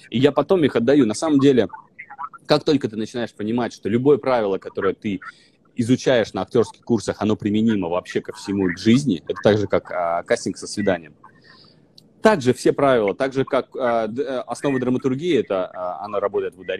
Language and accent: Russian; Vologda, Vologda Oblast, Russia; accent: northern; Я был изначально из Вологды, я приехал с северным с жутким говором